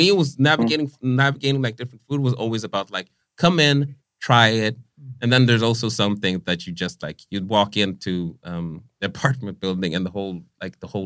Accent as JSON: {"language": "English", "town": "Vallentuna", "region": "Stockholm County", "country": "Sweden", "tie": "born or raised there", "moved": "yes", "said": "growing up in Vallentuna, like, when I was growing up, first of all, there wasn't a bunch of minorities in Vallentuna"}